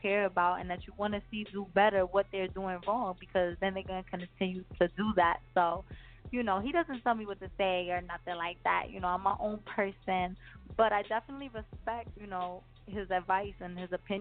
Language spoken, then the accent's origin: English; New Jersey, United States; I'm from up north